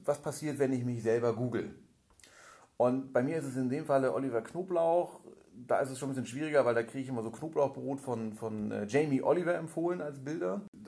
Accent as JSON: {"language": "German", "region": "Hamburg", "country": "Germany", "tie": "born or raised there", "said": "Ich bin äh, gebürtiger Hamburger"}